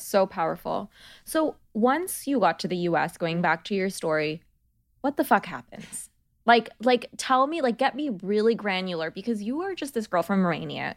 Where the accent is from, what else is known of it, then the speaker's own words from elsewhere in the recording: Bangladesh; now in United States; I come from Bangladesh